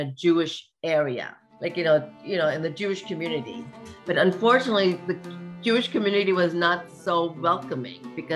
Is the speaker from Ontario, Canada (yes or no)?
yes; Toronto, Ontario, Canada; born or raised there; also born or lived in Mumbai, India